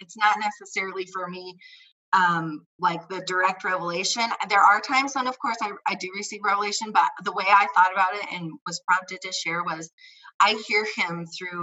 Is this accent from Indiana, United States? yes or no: yes; Indiana, United States; moved away as an adult; also born or lived in Idaho; now in Colorado, United States; I grew up in Indiana